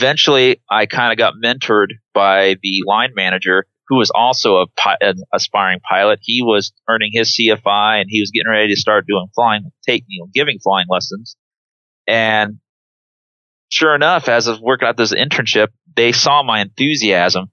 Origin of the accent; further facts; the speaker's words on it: Trumbull, Nebraska, United States; also born or lived in Wood River, Nebraska; I grew up in Trumbull, but then eventually we moved to a town called Wood River